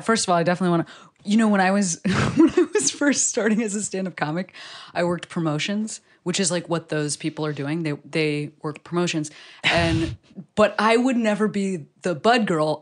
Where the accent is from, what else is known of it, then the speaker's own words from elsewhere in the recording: Chicago, Illinois, United States; I'm also from Chicago